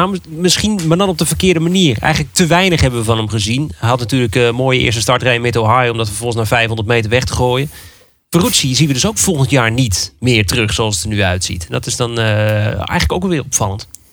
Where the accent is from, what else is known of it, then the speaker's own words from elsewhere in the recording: Netherlands; als Nederlanders